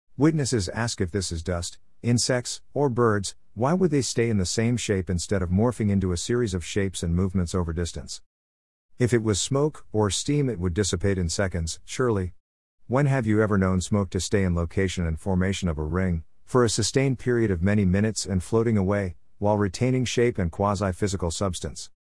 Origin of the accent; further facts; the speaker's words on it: England, United Kingdom; also born or lived in Farnham, Surrey; Growing up in England